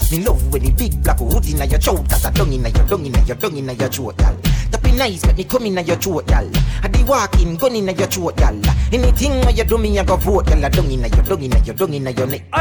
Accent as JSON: {"language": "English", "town": "Portmore", "region": "Saint Catherine", "country": "Jamaica", "said": "I'm from Portmore, that's in J.A."}